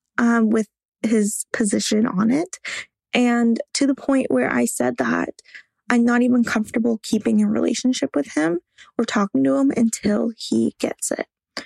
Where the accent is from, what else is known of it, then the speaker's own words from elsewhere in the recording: Canada; I am from Canada